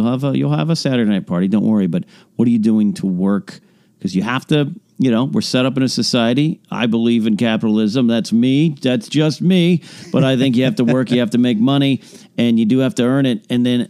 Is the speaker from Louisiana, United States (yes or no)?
no; San Luis Obispo, California, United States; my hometown, San Luis Obispo area.